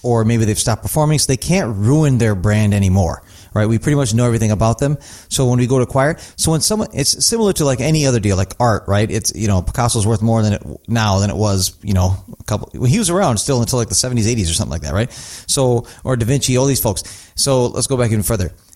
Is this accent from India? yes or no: yes; North India, India; moved away; I'm from North India, so it's funny, it's a different language than I speak